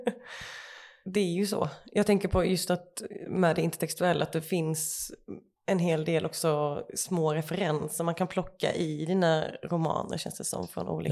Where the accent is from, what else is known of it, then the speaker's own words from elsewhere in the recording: Lund, Skåne, Sweden; Jag är från Lund